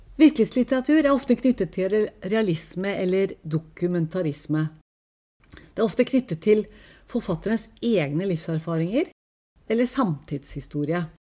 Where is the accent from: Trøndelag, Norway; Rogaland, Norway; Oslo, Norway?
Oslo, Norway; Tokerudberget; Pokerberget der jeg vokste opp, er et lite samfunn